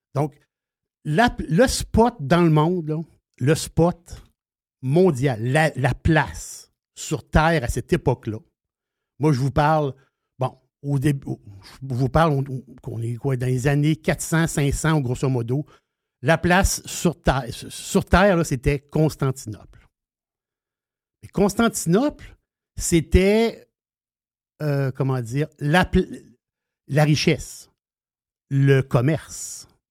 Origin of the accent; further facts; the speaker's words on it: Quebec, Canada; on est québécois